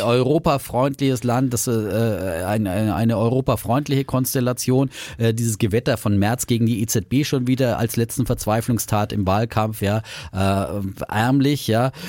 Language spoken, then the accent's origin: German; Franconia, Bavaria, Germany; als Franke